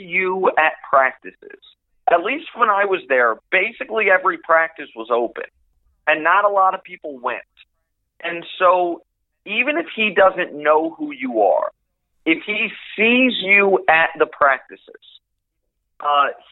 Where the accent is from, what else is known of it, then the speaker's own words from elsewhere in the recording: Kansas City, Missouri, United States; moved away as an adult; also born or lived in Houston / Syracuse; now in Los Angeles, United States; I grew up in Kansas City.